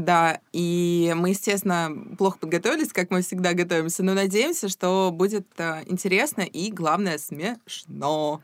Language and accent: Russian; Saint Petersburg, Russia; мы с Дашей из Петербурга